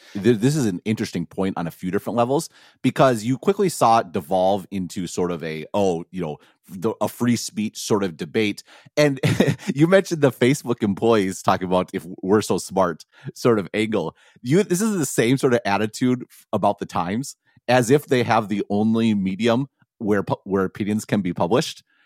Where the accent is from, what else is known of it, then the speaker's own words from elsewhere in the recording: Madison, Wisconsin, United States; growing up in Madison